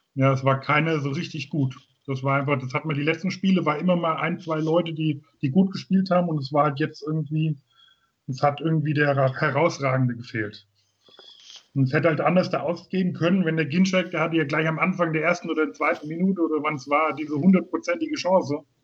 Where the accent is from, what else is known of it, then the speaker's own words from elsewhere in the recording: Grünberg, Hesse, Germany; also born or lived in Giessen; komme aus Gießen in Hessen, bin aufgewachsen in Grünberg